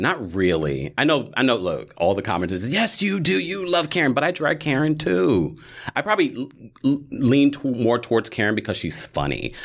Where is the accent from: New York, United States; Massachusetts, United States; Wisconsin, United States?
New York, United States; we are from New York